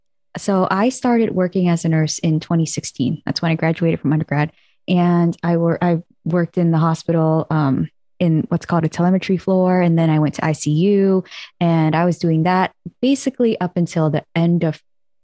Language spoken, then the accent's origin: English; San Francisco, California, United States; also born or lived in Los Angeles; I was born in LA, but basically I grew up in San Francisco. That's all I recall. And so I lived there even in undergrad. After Galileo, I went to USF, University of San Francisco.